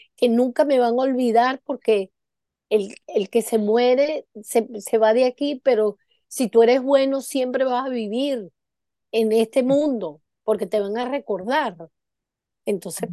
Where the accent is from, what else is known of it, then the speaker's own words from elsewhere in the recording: Venezuela; moved away; como yo tuve muchos años en Venezuela, toda mi, mi, mi infancia y mi, y mi adolescencia en Venezuela